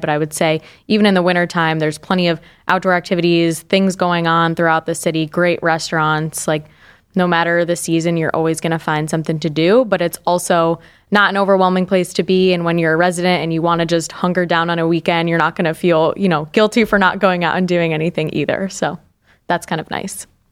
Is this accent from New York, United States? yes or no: yes; Binghamton, New York, United States; moved away as an adult; also born or lived in Pennsylvania; now in Cleveland, United States; I grew up in the Binghamton area in upstate New York